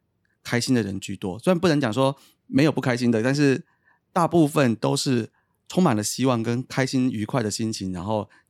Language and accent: Chinese; Taipei, Taiwan; 我我也是在大安区长大的。